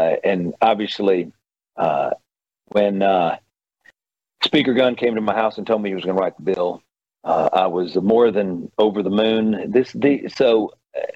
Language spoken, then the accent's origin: English; Mississippi, United States; born or raised there; also born or lived in Nashville, Tennessee